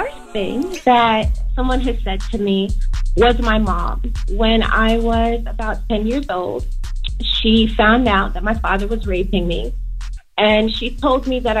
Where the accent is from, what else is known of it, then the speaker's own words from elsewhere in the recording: New Jersey, United States; I'm from Jersey, yeah.